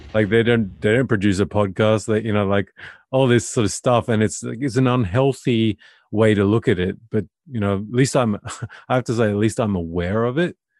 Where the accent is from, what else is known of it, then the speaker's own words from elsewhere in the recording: Australia; moved away as an adult; now in Norway; I'm Australian and I'm living in Norway of all places